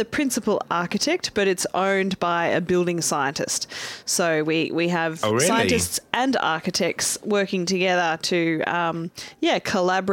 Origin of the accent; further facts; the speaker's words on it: Corryong, Victoria, Australia; I'm from a very small town called Corryong. It's sort of halfway between Sydney and Melbourne